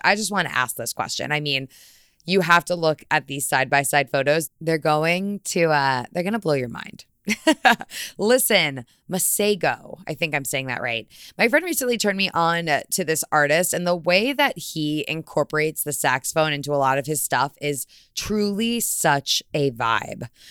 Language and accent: English; Fairfield County, Connecticut, United States; I'm from Fairfield County, Connecticut.